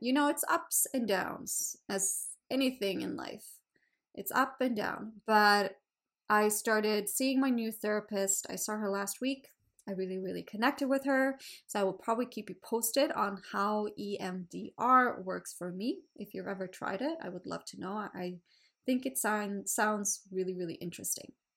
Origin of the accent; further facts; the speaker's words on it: Sweden; English is a second language; also born or lived in Australia; now in Canada; I live in Canada. I'm from Sweden